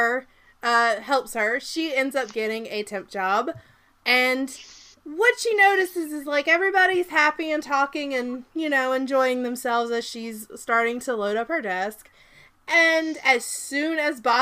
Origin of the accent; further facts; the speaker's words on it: Southern, United States; accent: Southern; My accent is actually not that Southern when I talk to you. It's only Southern when I get angry